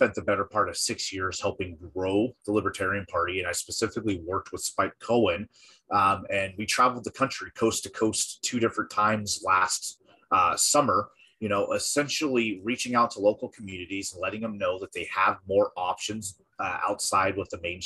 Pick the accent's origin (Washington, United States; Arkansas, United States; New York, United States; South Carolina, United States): Washington, United States; moved away as an adult; my home state of Washington